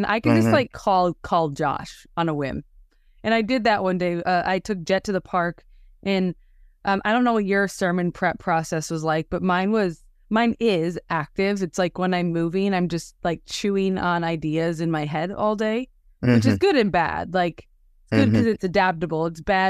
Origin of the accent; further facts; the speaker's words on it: Wisconsin, United States; now in Houston, United States; I'm from Wisconsin. I live in Houston now, but hadn't really been to Waco.